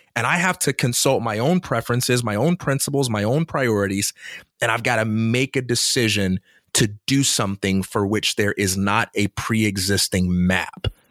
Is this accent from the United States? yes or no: yes; Chicago, Illinois, United States; I'm from Chicago